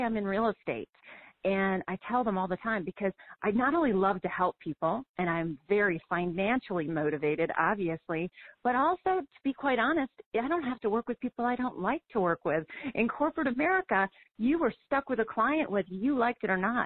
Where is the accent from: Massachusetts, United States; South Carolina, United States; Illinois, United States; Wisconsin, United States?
Wisconsin, United States; Madison; I grew up in Wisconsin, grew up in this business